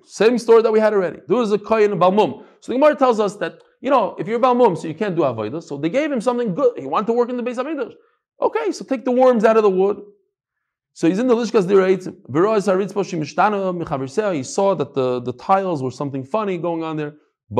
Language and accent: English; Beth Shemesh, Jerusalem District, Israel; So, Stam, real quickly, because we're from Beth Shemesh.